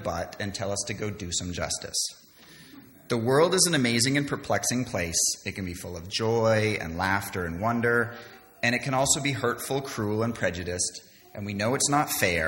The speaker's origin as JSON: {"language": "English", "country": "Canada", "tie": "born or raised there", "also_born_or_lived": "London", "moved": "yes", "said": "I was born and raised in Canada, didn't go to a church at all when I was a child"}